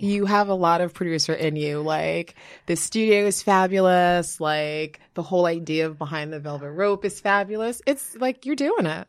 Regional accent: New York, United States; moved away as an adult; also born or lived in Liberia; now in New Jersey, United States; I live in New Jersey now, but, like, I'm a New Yorker.

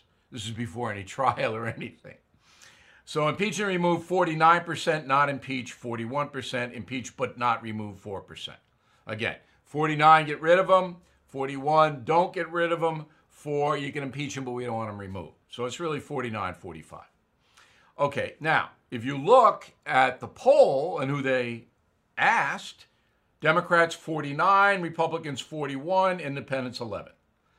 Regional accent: United States; now in Long Island, United States; There's not much going on here on Long Island, but, you know, I'm American.

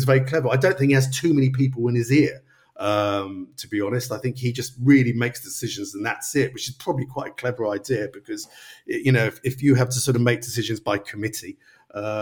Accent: London, United Kingdom; moved away; my local team when I growing up in North London was Wingate and Finchley

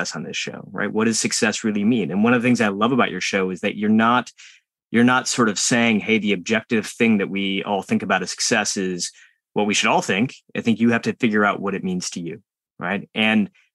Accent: United States; as an Indian American growing up in the United States

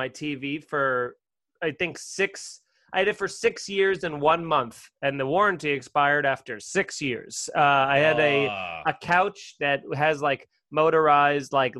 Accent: Long Island, Suffolk County, New York, United States; I grew up 516 area code, and then they had too many people. They had to split it up, and then they gave the 516 to the rich people in Nassau County and gave me the 631.

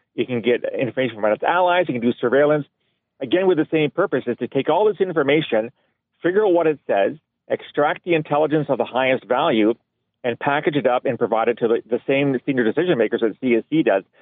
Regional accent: Canada; as a Canadian

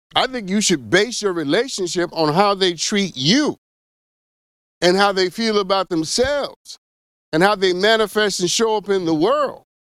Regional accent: New York, United States; I am from New York, specifically Flushing, New York

